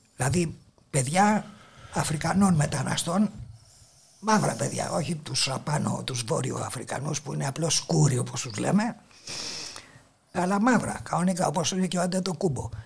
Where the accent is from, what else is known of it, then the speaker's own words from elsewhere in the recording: Athens, Attica, Greece; Γεννήθηκα εδώ στην Αθήνα, επί τη Πατησίων